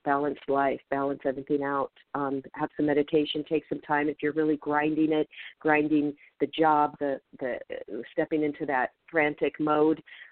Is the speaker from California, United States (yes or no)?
no; Federal Way, Washington, United States; moved away; I grew up in Federal Way, Washington, between Seattle and Tacoma